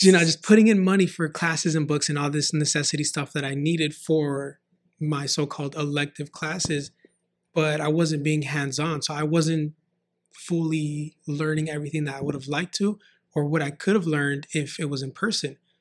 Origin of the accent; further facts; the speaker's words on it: San Fernando Valley, California, United States; I grew up in San Fernando Valley and moved out to the A V, uh, I believe at the age of nine or ten